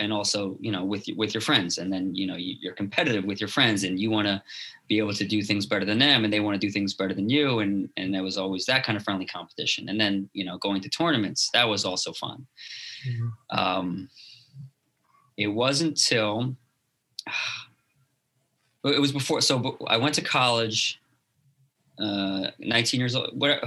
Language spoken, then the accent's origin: English; Teaneck, New Jersey, United States; I grew up in Teaneck, New Jersey